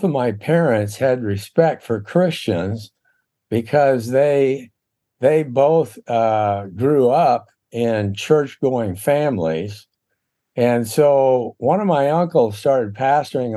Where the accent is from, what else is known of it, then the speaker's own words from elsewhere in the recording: Seattle, Washington, United States; moved away as an adult; also born or lived in Houston; I was born in Seattle, Washington